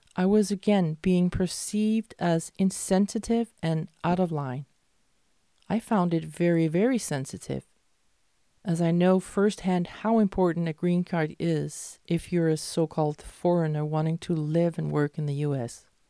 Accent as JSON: {"language": "English", "country": "Denmark", "tie": "born or raised there", "also_born_or_lived": "Malmö, Sweden", "said": "what I grew up with in Denmark"}